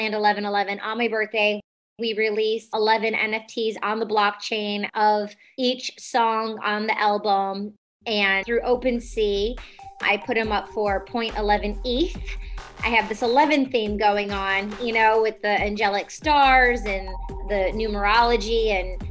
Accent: Detroit, Michigan, United States; I grew up in Detroit, EDM scene

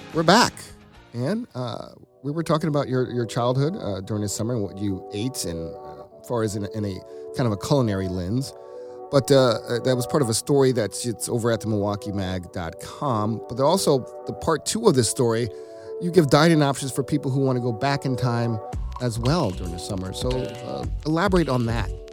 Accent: Georgia, United States; moved away; I'm from Georgia

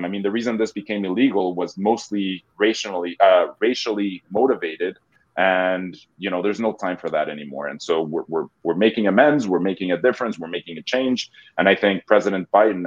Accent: Mexico; moved away as an adult; also born or lived in Boston; now in United States; Yeah, so I'm originally from Mexico. I moved to the States about 20 years ago

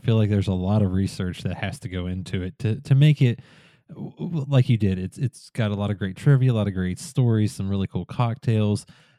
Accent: West Virginia, United States; my home state where I grew up in West Virginia

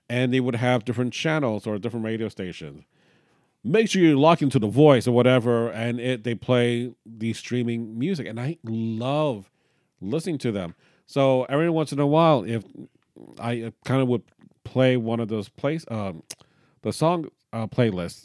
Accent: Miami, Florida, United States; we're from Miami

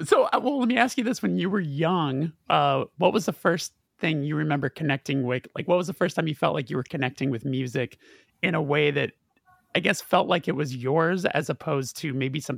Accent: California, United States; I'm from California.

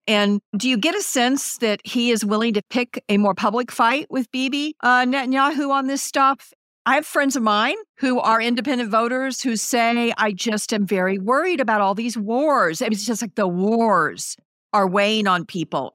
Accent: Missouri, United States; I'm from Missouri and, it, you know, we have pretty strong union folks here

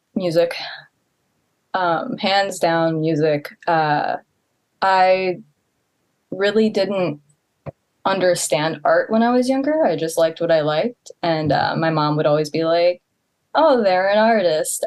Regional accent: Baltimore County, Maryland, United States; moved away as an adult; now in Tokyo, Japan; I grew up in Baltimore County

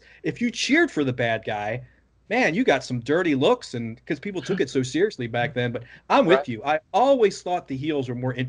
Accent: Baltimore, Maryland, United States; So I grew up, having grown up in Baltimore.

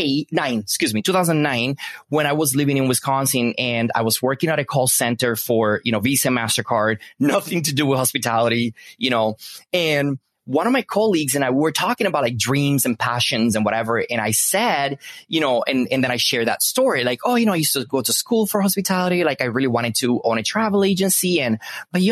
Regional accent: Punta Cana, La Altagracia, Dominican Republic; English is a second language; I am Dominican. I was born and raised in the Dominican Republic, so Punta Cana.

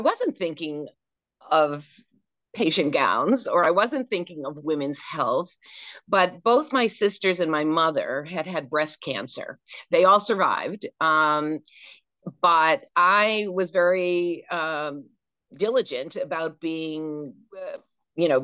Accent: Manchester, New Hampshire, United States; moved away as an adult; also born or lived in Boston, Massachusetts / Vermont / Connecticut; I grew up in Manchester, New Hampshire

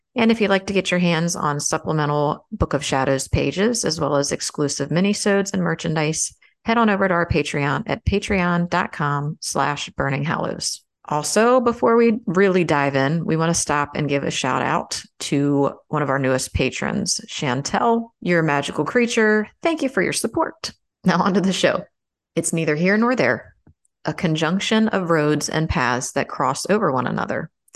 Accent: Maryland, United States; now in Florida, United States; growing up in Maryland, I probably would have had more opportunity

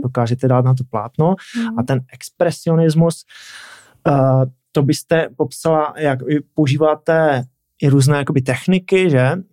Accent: Czechia; jsem taky Čech

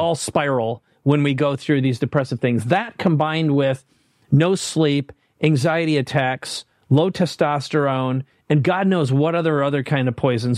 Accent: Minnesota, United States; now in San Diego, United States; I live in San Diego. On purpose, I grew up in Minnesota

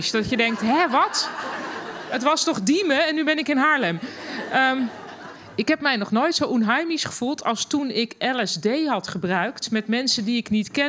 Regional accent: Germany; Dutch is a second language; now in Netherlands; En ik als Duitse, omgeven door alleen maar Nederlanders, niet durfde te juichen.

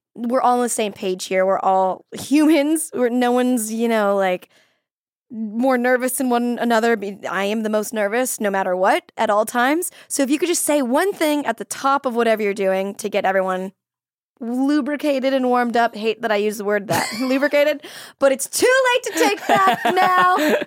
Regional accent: Florida, United States; I'm from Florida and our cheerleading team was from this place called Sanford

